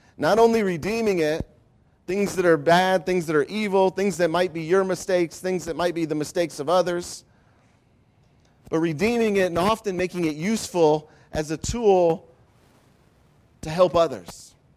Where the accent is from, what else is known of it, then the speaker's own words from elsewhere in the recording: Ohio, United States; also born or lived in Grand Rapids, Michigan; moved, uh, before starting school to the great state of Ohio. And so I grew up in Ohio